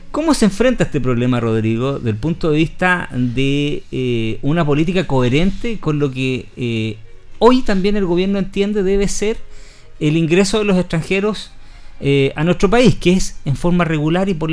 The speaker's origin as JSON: {"language": "Spanish", "region": "Patagonia", "country": "Argentina", "tie": "born there", "said": "no lo voy a saber yo que nací en la Patagonia."}